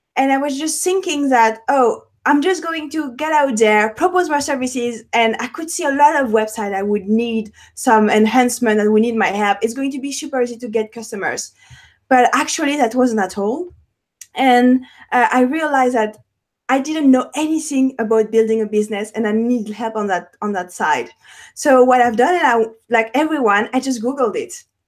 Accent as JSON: {"language": "English", "town": "Paris", "region": "Île-de-France", "country": "France", "tie": "born or raised there", "accent": "French", "second_language": "English", "moved": "yes", "said": "French. I'm French. I have an accent, born and raised in Paris"}